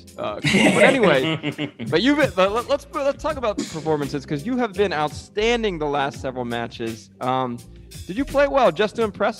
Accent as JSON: {"language": "English", "country": "United States", "said": "So we're American, you know, so we break the rules."}